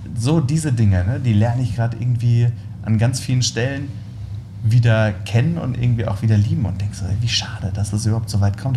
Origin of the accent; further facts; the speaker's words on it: Worms, Rhineland-Palatinate, Germany; ich komme ja aus Worms